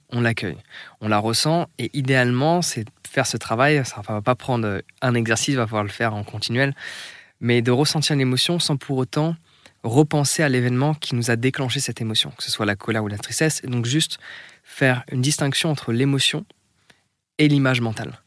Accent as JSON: {"language": "French", "country": "France", "said": "moi en tant que Français"}